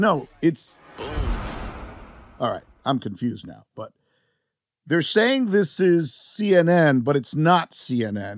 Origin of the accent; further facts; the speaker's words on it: Miami, Florida, United States; My hometown team, the Miami Hurricanes